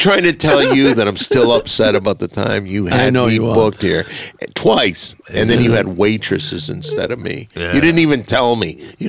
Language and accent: English; Saginaw, Michigan, United States; I was born in Sacramento, in Michigan. Same hospital as